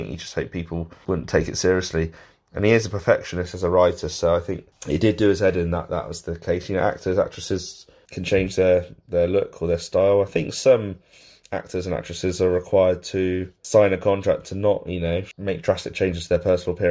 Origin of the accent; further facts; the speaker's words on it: United Kingdom; We're British here